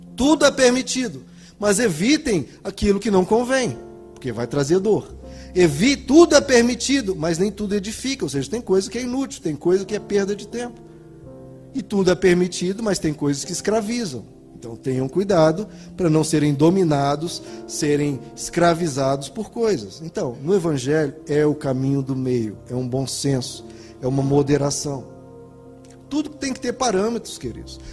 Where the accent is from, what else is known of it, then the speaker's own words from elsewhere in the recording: Goiás, Brazil; eu sou goiano